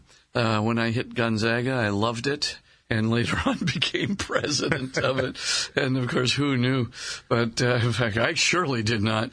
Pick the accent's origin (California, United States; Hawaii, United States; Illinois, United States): Hawaii, United States; I was born in Hawaii